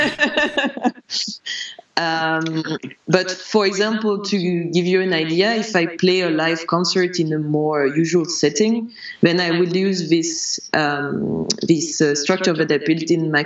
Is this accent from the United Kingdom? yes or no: no; France; when I was growing up in France, I learned piano for a bit